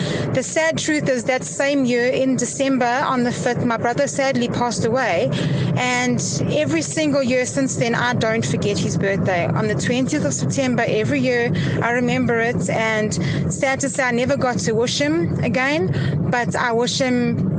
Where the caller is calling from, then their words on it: Pietermaritzburg, KwaZulu-Natal, South Africa; I'm calling from Pietermaritzburg.